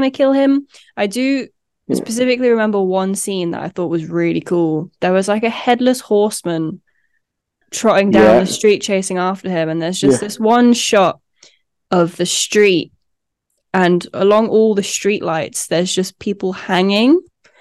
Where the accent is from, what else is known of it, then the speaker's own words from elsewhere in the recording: Jersey; growing up in Jersey, like our little cinema that we have was only doing one showing of it